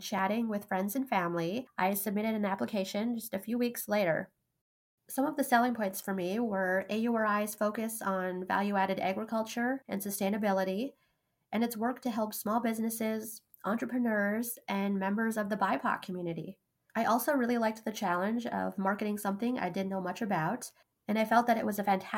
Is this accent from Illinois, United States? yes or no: no; Grand Forks, North Dakota, United States; growing up in the Red River Valley along eastern North Dakota